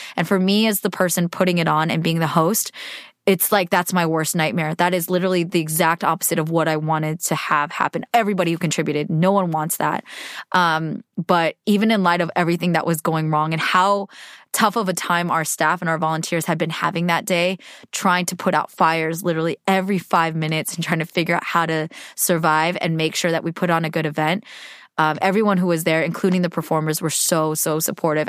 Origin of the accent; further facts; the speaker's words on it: United States; I'm Asian American